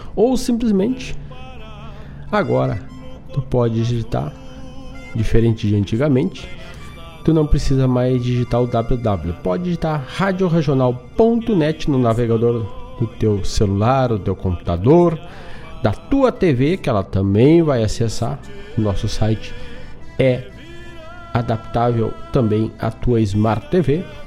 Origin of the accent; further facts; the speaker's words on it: Herval, Rio Grande do Sul, Brazil; o festival Grito do Quero Quero, que é lá da minha terra de Ervaldo Sul